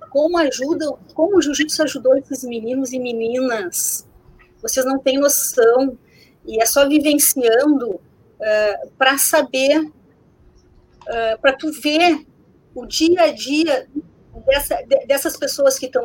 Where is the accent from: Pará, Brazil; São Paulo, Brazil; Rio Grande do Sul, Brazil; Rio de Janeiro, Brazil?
Rio Grande do Sul, Brazil; Porto Alegre; imagina a gente está no Sul, a gente é de Porto Alegre.